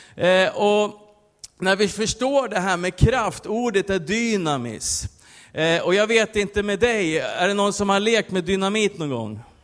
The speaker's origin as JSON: {"language": "Swedish", "town": "Västerås", "region": "Västmanland", "country": "Sweden", "said": "jag kommer från Västerås"}